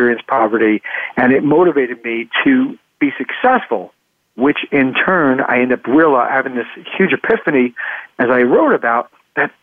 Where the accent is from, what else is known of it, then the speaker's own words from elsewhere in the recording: New York City, New York, United States; also born or lived in Queens / Long Island; I grew up in New York, in New York City.